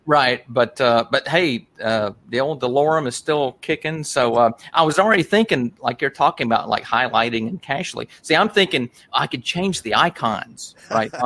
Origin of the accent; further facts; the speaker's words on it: Rome, Georgia, United States; we're from Rome, of course, and uh, we're in Northwest Georgia